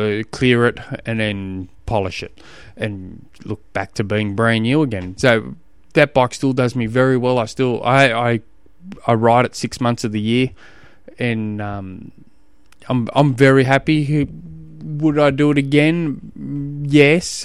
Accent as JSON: {"language": "English", "region": "Tasmania", "country": "Australia", "said": "I come from Tasmania"}